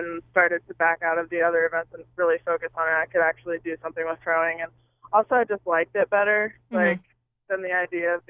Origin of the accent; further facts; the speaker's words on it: Ohio, United States; moved away as an adult; I grew up in Ohio